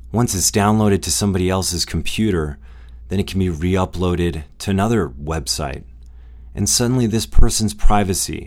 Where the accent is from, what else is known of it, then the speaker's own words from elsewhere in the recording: United States; as an American